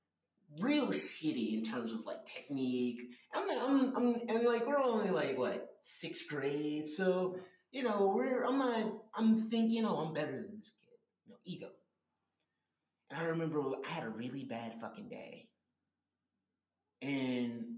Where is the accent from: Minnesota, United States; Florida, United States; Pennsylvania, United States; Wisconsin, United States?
Florida, United States; Miami Gardens; as a young black man growing up in Miami Gardens, Florida.